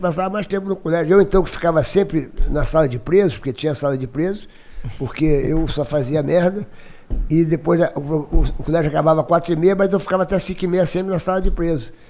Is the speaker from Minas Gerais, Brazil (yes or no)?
no; Rio de Janeiro, Brazil; eu nasci no Rio de Janeiro.